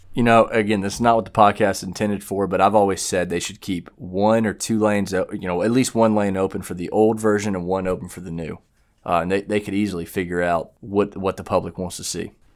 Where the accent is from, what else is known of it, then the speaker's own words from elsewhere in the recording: the Carolinas, United States; we're from the Carolinas